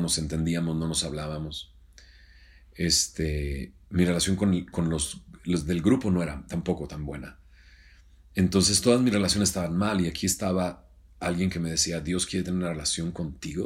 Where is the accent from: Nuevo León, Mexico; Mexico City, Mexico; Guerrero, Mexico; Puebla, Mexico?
Nuevo León, Mexico; Monterrey; also born or lived in Scranton, Pennsylvania; soy de Monterrey, soy del 74